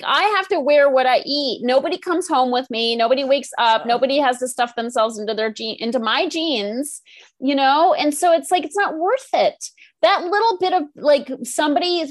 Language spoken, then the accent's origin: English; Northeast, United States; now in California, United States; I'm from the Northeast